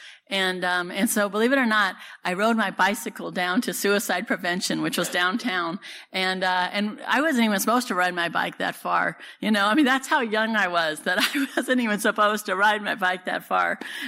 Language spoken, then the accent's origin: English; Santa Cruz, California, United States; also born or lived in San Francisco; I was born and raised down in Santa Cruz